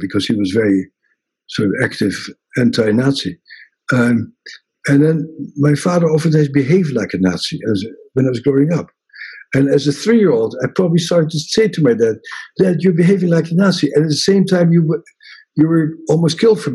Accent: Netherlands; moved away; in Holland, which was sort of very small and rather insignificant country for a long time, I grew up with people in Holland always popping themselves up

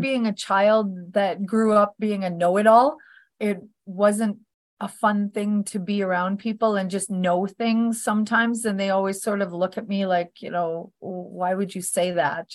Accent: Northern Alberta, Canada; I was born in Northern Alberta, Canada

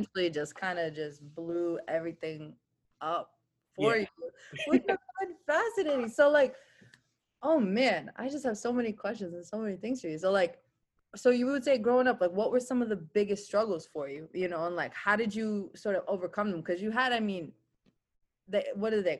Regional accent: Chelsea, Massachusetts, United States; also born or lived in Albania / Italy; I went to school in Chelsea

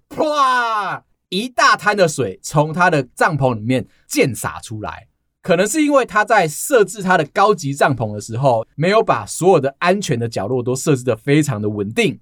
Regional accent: Taiwan; 我们台湾人

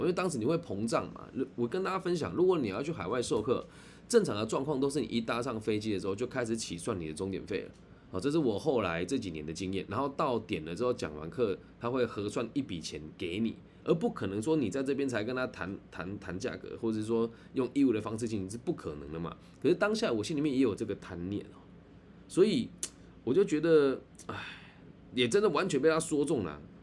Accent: Taiwan; accent: Taiwanese; 司机听我的口音就知道我是台湾人了

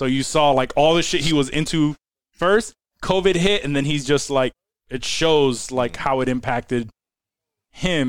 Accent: New York, United States; accent: Puerto Rican

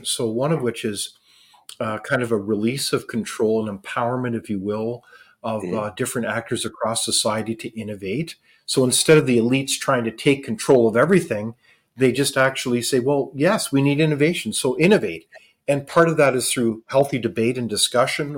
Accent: Canada; as Canadians

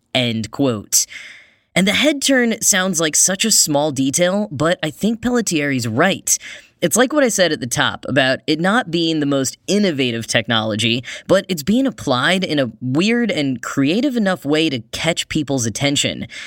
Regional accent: Grapevine, Texas, United States; not just in my hometown, but outside of a store that I frequented way more than I cared to admit at the time, the then brand new Bass Pro Shop in Grapevine, Texas

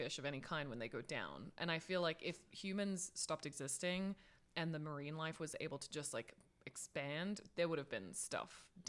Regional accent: Australia; being an Australian

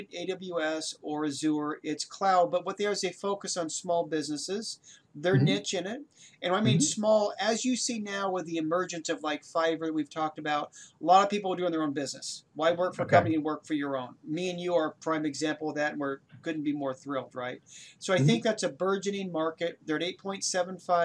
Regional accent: Oregon, United States; I'm from Oregon

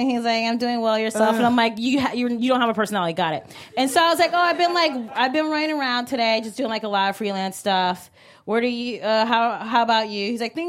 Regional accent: Cleveland, Ohio, United States; I'm from Cleveland, Ohio. And he's like, LOL, no, what's your ethnicity? And I was like, black?

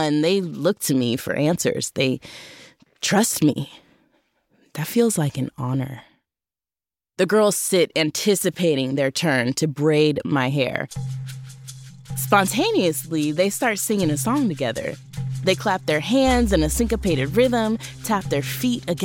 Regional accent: United States; I'm American.

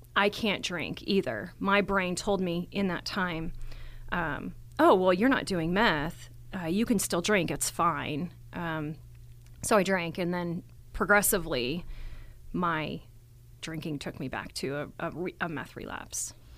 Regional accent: Texas, United States; now in Colorado, United States; I was born here in Colorado, but I was raised in Texas

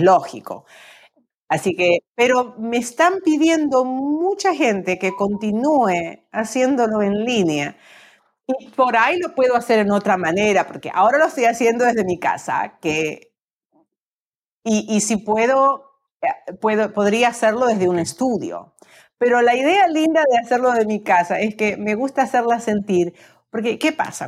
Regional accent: Argentina; moved away as an adult; en mi país tenemos el tango, pero también tenemos las danzas folclóricas que son más como regionales

